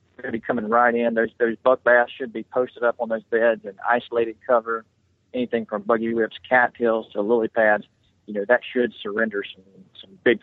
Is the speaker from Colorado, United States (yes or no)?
no; Central Florida, United States; I grew up in Central Florida, real close to the Simi Chain of Lakes